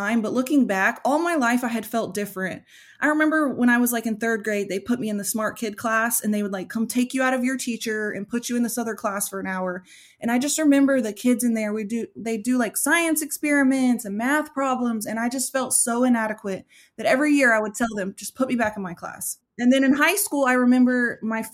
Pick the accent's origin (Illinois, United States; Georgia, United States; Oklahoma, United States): Oklahoma, United States; I was born and raised here in Oklahoma where I live.